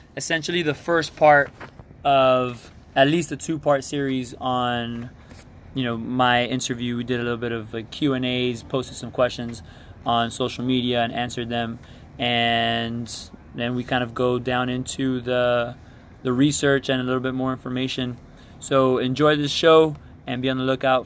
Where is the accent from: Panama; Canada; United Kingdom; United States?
United States; Miami, Florida; I was born and raised in Miami